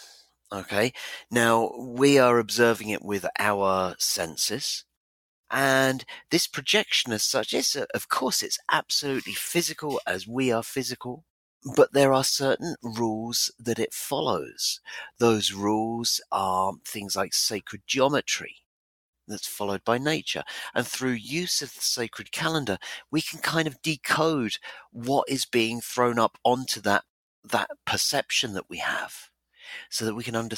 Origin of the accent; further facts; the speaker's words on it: Ipswich, East of England, United Kingdom; my hometown of Ipswich in England